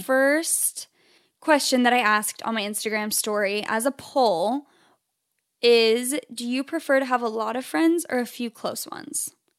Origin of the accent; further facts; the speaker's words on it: Phoenix, Arizona, United States; now in Southern California, United States; I'm from Phoenix, Arizona originally, which is where Chelsea and I met.